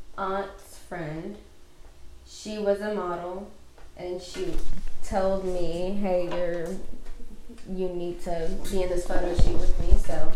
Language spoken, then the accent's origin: English; Texas, United States; I mean, I'm from Texas, so it's definitely like.